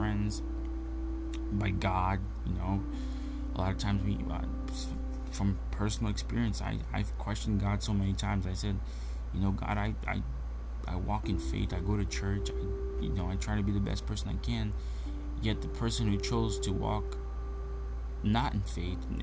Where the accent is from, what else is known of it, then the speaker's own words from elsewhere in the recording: Brazil; moved away; my home country, Brazil